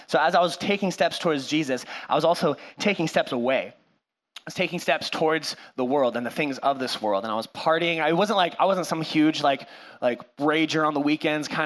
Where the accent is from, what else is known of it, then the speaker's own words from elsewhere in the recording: Cashmere, Washington, United States; also born or lived in California; now in Whatcom County, United States; I was born in California. I lived there for like 5 seconds, and then my parents moved our family up to Washington, where my mom was from. I grew up in Kashmir